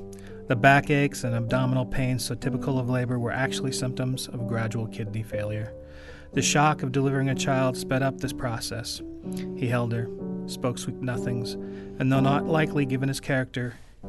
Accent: Pacific Northwest, United States; now in North Dakota, United States; I am from the Great Pacific Northwest

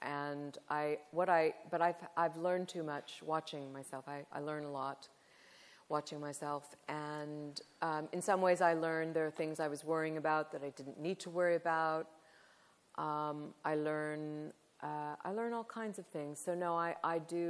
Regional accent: Southern California, United States; I'm from California. I grew up in Southern California at that time.

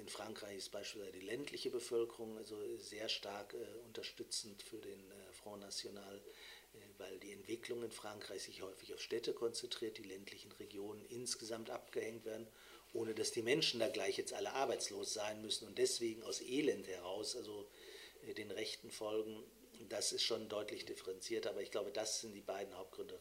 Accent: Germany; die auch wir als Deutsche haben

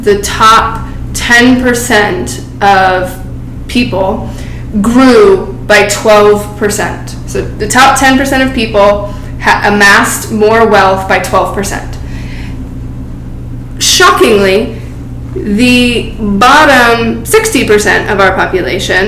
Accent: Silicon Valley, California, United States; coming from Silicon Valley and watching my hometown getting taken over by tech

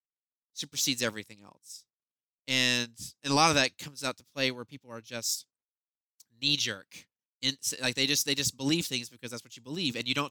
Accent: the South, United States; moved away; being a Southerner

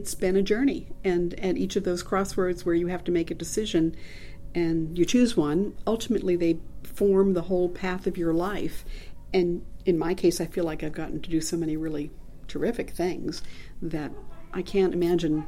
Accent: Long Island, New York, United States; moved away as an adult; also born or lived in Massachusetts / New Hampshire / Northern California / Georgia; I grew up on Long Island in New York.

